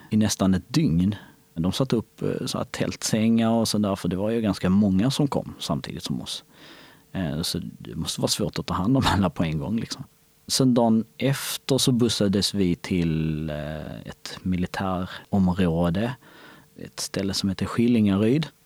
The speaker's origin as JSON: {"language": "Swedish", "country": "Kosovo", "lives_now": "Sweden", "said": "Alltså visst, vi hade ju skog i, hemma i Kosovo också. Men det var, inte, det var inte så stort, det var inte så mycket som här."}